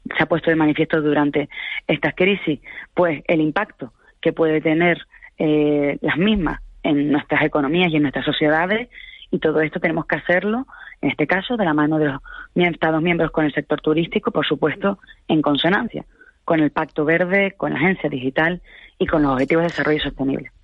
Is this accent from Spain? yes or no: yes; Canary Islands, Spain; Yo me niego como canaria